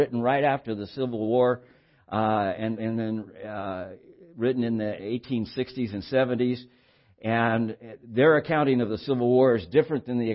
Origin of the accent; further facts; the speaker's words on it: Santa Barbara, California, United States; I was raised in Santa Barbara in my childhood and adolescent years and pre-adolescent years